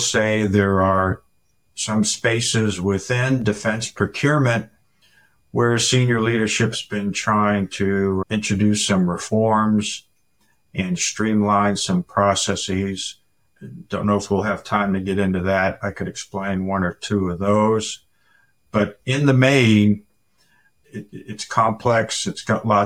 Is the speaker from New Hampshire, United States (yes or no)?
yes; Manchester, New Hampshire, United States; I was born and raised in Manchester, New Hampshire